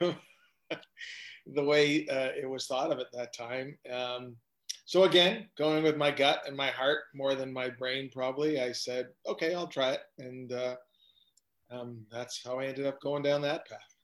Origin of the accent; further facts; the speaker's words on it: Hamilton, Ontario, Canada; when I grew up in Hamilton